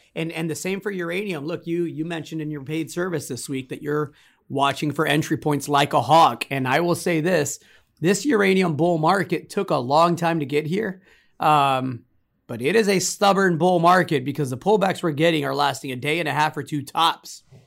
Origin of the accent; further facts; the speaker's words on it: United States; me as an American, as a citizen